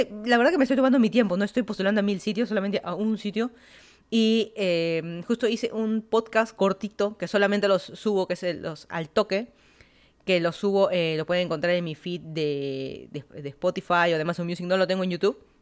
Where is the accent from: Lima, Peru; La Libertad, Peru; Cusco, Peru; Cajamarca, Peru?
Lima, Peru; moved away as an adult; also born or lived in Miami, United States; now in Fairfax County, Virginia, United States; yo soy de Lima, Perú. Me mudé a Estados Unidos, ya van a ser 7 años